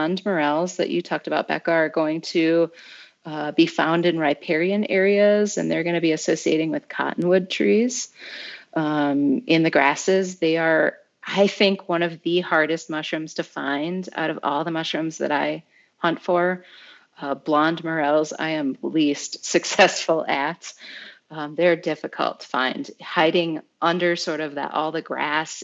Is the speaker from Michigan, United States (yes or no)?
yes; Michigan, United States; We're Michigan people